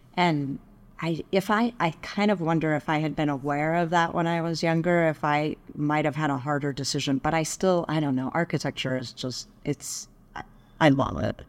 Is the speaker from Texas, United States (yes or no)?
yes; Dallas, Texas, United States; also born or lived in Boulder, Colorado; now in Colorado, United States; I grew up in Dallas.